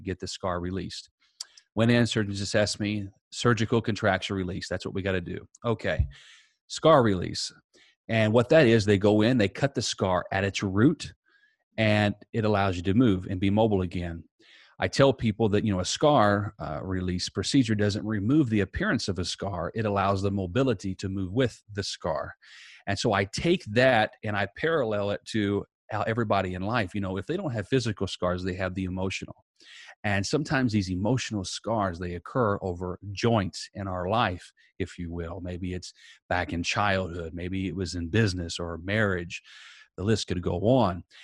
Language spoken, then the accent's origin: English; Southern Indiana, United States; now in Tampa, United States; I am originally from Southern Indiana. I now live in Tampa, Florida